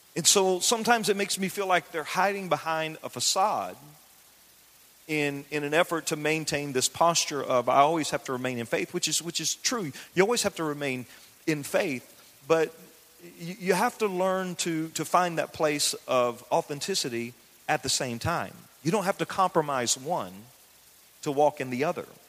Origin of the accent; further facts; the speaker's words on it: the South, United States; I grew up in the South. I grew up in the country